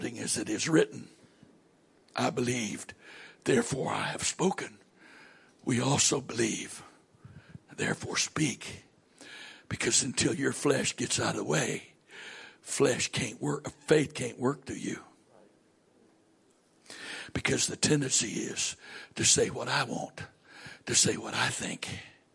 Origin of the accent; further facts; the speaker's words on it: southern United States, United States; accent: southern; moved away as an adult; also born or lived in Maryland; my accent says I'm from the southern part of the United States.